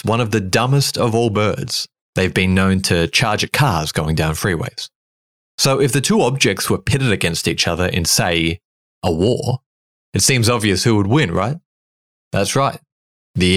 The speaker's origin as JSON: {"language": "English", "country": "Australia", "tie": "born or raised there", "said": "as an Aussie growing up"}